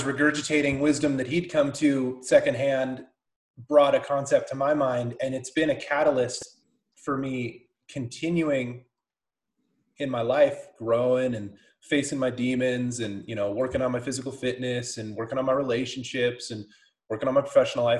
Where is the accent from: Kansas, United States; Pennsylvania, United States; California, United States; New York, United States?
California, United States; moved away as an adult; also born or lived in Lake Tahoe / Weed, California; now in Bend, United States; We're in Bend, born and raised in California.